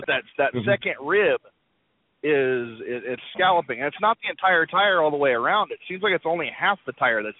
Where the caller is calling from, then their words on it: Iowa, United States; I am in Iowa. I'm heading from Chicago down to Los Angeles.